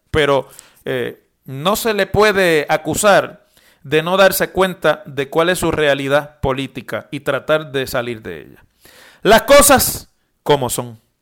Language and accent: Spanish; Puerto Rico; si los puertorriqueños somos ciudadanos americanos